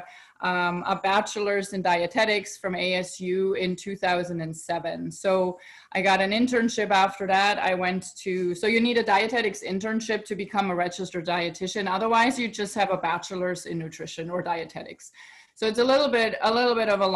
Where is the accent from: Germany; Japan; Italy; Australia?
Germany; moved away as an adult; now in United States; So I'm originally from Europe, right? I'm born in Germany, and then I moved to United States